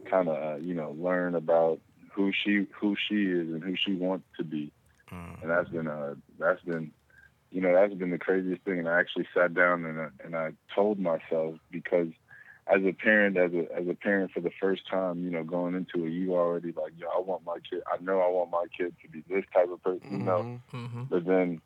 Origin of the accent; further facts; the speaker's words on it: East Orange, New Jersey, United States; now in Austin, United States; from East Orange, New Jersey, now Austin, Texas.